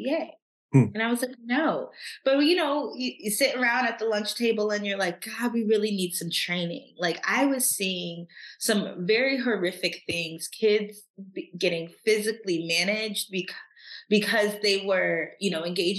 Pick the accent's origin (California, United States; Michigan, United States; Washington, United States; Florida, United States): Michigan, United States; Troy; also born or lived in Nashville, Tennessee; I grew up in Troy, Michigan, which is like a suburb of Detroit